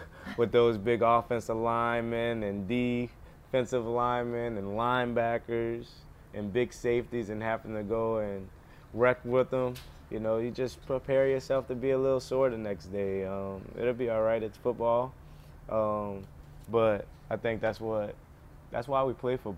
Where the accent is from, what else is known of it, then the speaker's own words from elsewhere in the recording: New Orleans, Louisiana, United States; moved away; my hometown team